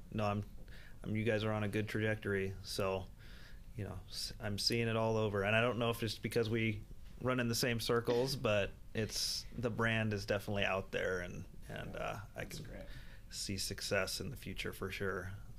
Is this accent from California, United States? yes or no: no; Idaho, United States; We're going to call it Local Faves, just because we're all from North Idaho or building businesses in North Idaho, and we know the area.